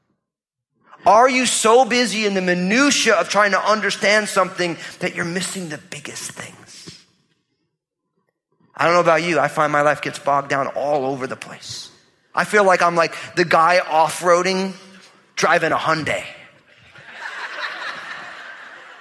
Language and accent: English; New Jersey, United States; I'm from New Jersey, so I talk that way to people